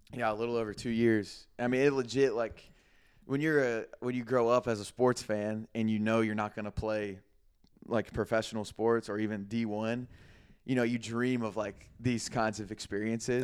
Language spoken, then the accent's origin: English; Greenville, South Carolina, United States; moved away as an adult; also born or lived in Florida; my hometown, Greenville